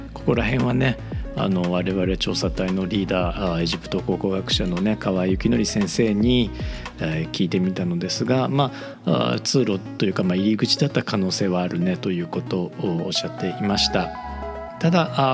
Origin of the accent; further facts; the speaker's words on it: Osaka, Japan; moved away; 僕の故郷大阪